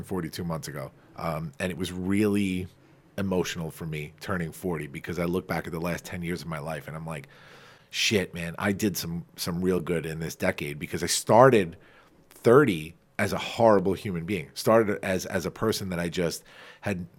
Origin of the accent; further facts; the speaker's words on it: Farmingdale, New York, United States; accent: Long Island; my hometown of Farmingdale